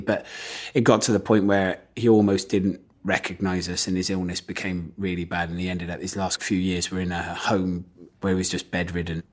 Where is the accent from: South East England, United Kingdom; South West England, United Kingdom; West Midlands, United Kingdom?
South West England, United Kingdom; Gloucester; I come from Gloucester, so everyone in Gloucester is, like, really good at rugby